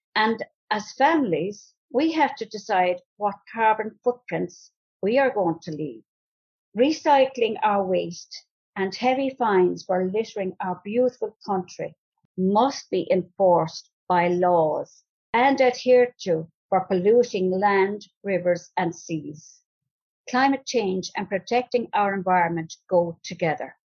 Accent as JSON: {"language": "English", "town": "Ballinane", "country": "Ireland", "said": "I'm from Ballinane"}